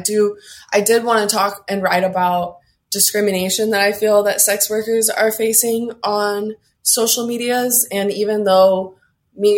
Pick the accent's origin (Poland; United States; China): United States; Oregon; I'm from Oregon